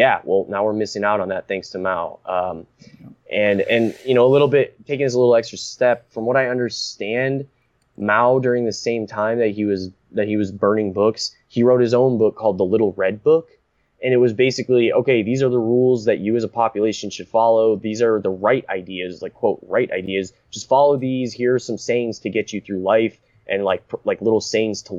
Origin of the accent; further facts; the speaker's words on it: United States; growing up in America